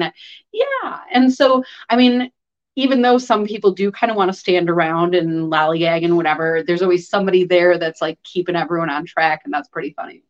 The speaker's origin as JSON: {"language": "English", "town": "Chicago", "region": "Illinois", "country": "United States", "tie": "born or raised there", "moved": "yes", "lives_now": "Wisconsin, United States", "said": "I grew up in Chicago."}